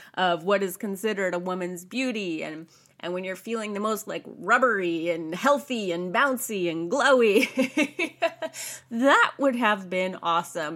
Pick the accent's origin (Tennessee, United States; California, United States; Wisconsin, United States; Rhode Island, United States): California, United States; I was raised in America. I'm a California girl